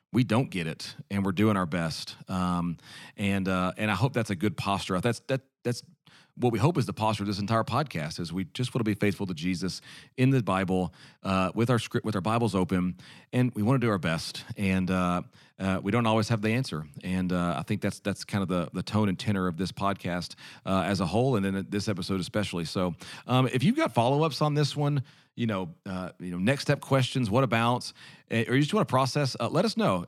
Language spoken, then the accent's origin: English; United States; As an American